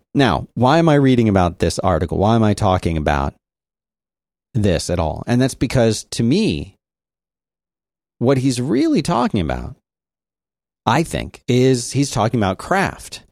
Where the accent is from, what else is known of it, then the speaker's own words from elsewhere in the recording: Philadelphia, Pennsylvania, United States; my hometown, Philadelphia